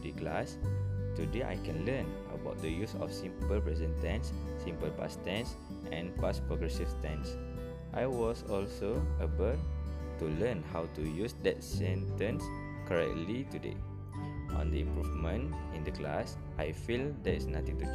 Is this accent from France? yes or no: no; Shah Alam, Selangor, Malaysia; English is a second language; I am 18 years old and I am from Shah Alam, Selangor